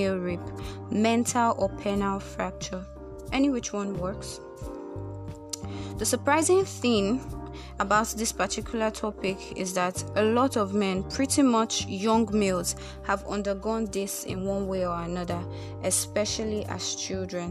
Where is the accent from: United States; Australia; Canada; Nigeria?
Nigeria; I am Nigerian